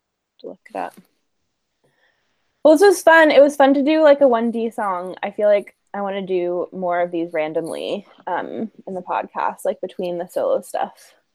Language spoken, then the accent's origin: English; Ireland; I know I'm making fun of that spelling, but I'm Irish, so it's okay.